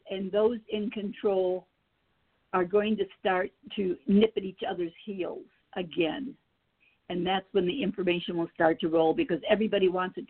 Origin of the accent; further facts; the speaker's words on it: Illinois, United States; I'm from Illinois